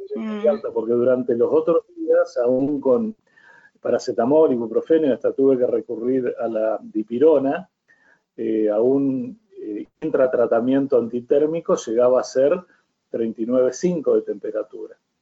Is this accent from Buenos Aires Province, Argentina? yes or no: no; Villa Constitución, Santa Fe, Argentina; sigo trabajando y ejerciendo mi profesión acá en el lugar mío de origen, que es Villa Constitución